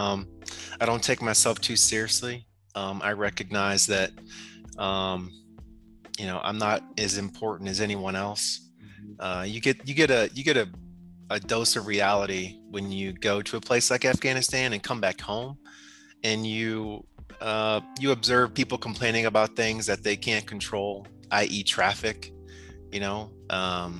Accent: Toledo, Ohio, United States; moved away; also born or lived in Michigan; I'm from Toledo, Ohio, Northwest Ohio.

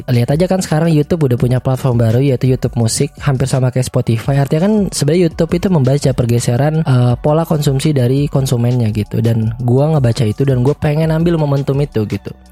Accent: Banjarbaru, South Kalimantan, Indonesia; now in Bandung, Indonesia; gue bukan orang Bandung asli. gue orang Banjarmasin, lebih tepatnya di Banjarbaru sebenarnya, provinsi Kalimantan Selatan. Gue berarti orang Banjar, suku gue suku Banjar.

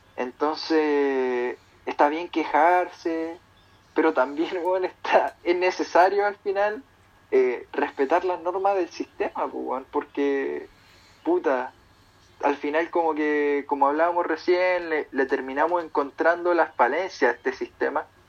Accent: Chile; con una cultura como la chilena, weón, no te va a aguantar, weón. Ningún sistema va a funcionar con una cultura como la que tenemos

